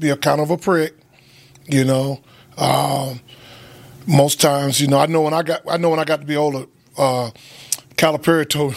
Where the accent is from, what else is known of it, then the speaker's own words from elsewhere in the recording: South Carolina, United States; I'm from South Carolina. I grew up in a tough neighborhood